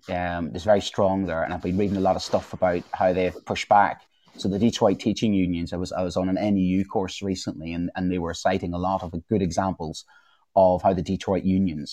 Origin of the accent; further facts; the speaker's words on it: Northern Ireland, United Kingdom; moved away; I grew up in Northern Ireland during the Troubles